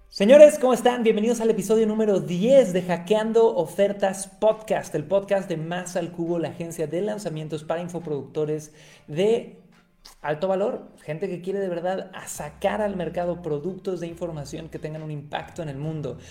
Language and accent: Spanish; Cancún, Quintana Roo, Mexico; yo nací en Cancún, México